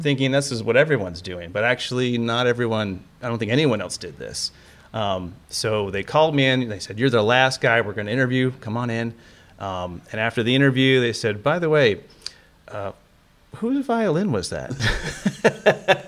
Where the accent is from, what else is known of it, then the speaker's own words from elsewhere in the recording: Cleveland, Ohio, United States; moved away; my hometown, Cleveland